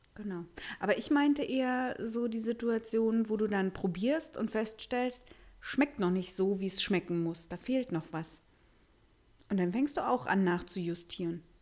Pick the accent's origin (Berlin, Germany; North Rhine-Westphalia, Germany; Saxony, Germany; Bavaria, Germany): Berlin, Germany; wir Berliner